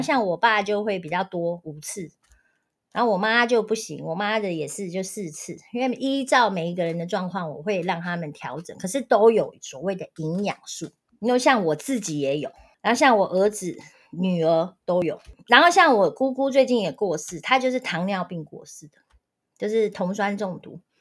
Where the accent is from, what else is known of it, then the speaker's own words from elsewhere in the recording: Taiwan; 我们台湾人的饮食非常地不正常